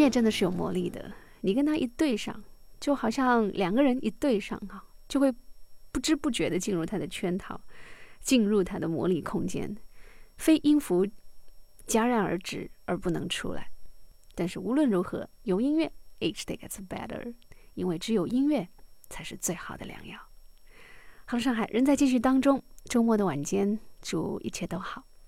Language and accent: Chinese; Jiangnan, China; 我们俩都来自江南，我们都服务于同一位雇主